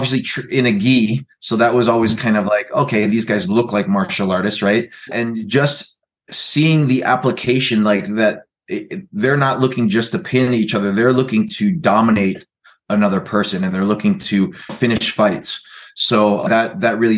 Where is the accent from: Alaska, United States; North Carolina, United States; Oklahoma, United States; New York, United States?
Oklahoma, United States; moved away as an adult; also born or lived in California; went to high school in Oklahoma. I was there. I lived in Oklahoma for about 6 years